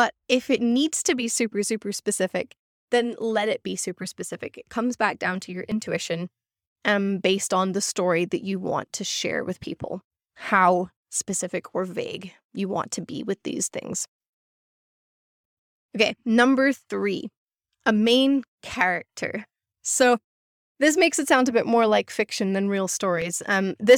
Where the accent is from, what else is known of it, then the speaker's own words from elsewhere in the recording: Scotland, United Kingdom; moved away; I grew up in Scotland